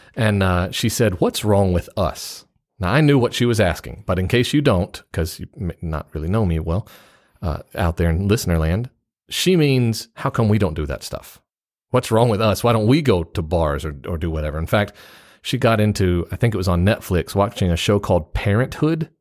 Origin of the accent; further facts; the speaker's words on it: United States; It's real easy as an American to stick out in Japan